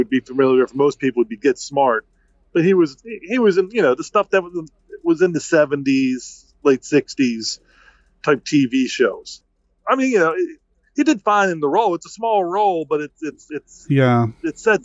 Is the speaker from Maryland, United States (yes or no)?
yes; Baltimore, Maryland, United States; I grew up in Baltimore City